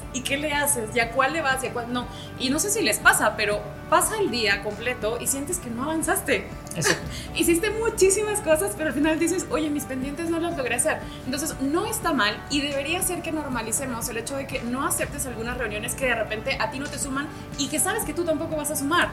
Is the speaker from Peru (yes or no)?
yes; Peru; Soy peruana de nacionalidad